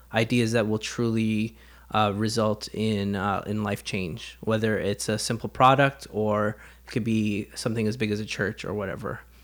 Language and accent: English; Canada; growing up in Canada